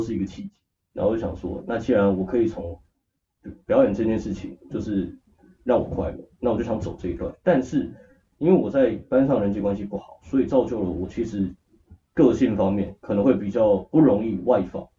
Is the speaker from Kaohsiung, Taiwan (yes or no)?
yes; Kaohsiung, Taiwan; moved away; 然后回去高雄所以会找他